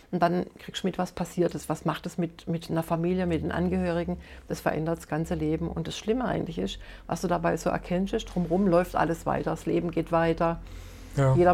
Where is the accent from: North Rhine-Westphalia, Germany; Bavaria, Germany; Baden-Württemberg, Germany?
Baden-Württemberg, Germany; Rastatt; ich bin in Rastatt aufgewachsen. Ne? Also von daher, wenn ich mir das heute angucke, was da heute angeboten wird